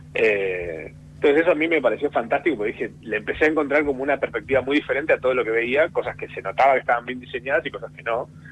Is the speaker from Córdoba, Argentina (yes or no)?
yes; Córdoba, Argentina; ser cordobés y el humor es como un poco también un estereotipo, onda, cuando la gente se entera que sos cordobés, medio que están esperando.